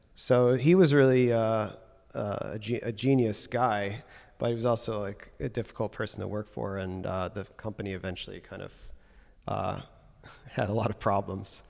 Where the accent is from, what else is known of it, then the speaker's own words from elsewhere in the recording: Evanston, Illinois, United States; moved away; I'm from Chicago area originally